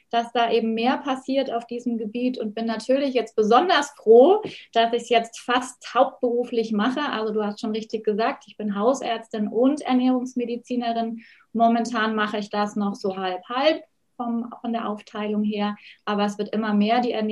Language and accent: German; Oberstdorf, Bavaria, Germany; Ja, also ich komme ja aus den Bergen, aus dem schönen Allgäu, aus Oberstdorf. Und da bleibt es natürlich nicht aus, dass man Ski fährt.